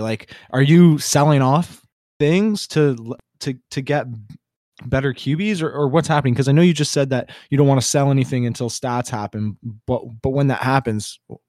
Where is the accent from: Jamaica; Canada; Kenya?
Canada; I'm from Canada.